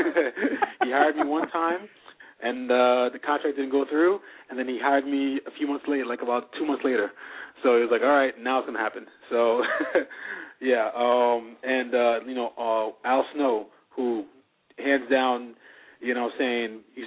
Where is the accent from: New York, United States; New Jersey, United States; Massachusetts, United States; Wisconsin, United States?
New York, United States; New York City; I was born in Brooklyn, New York